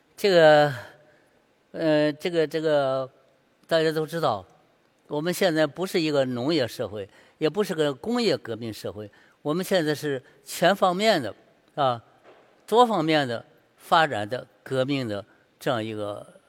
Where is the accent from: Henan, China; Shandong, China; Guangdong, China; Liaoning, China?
Shandong, China; 因为是我山东人，山东就必须得写字儿要写好，所以我五岁就写了字儿了，六岁画画